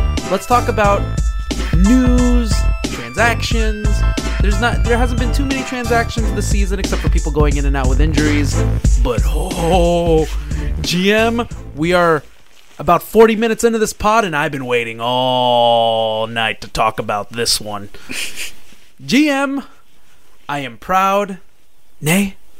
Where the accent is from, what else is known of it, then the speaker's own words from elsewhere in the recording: Missouri City, Texas, United States; We're from Mo, but for some reason, that doesn't tug at my heartstrings.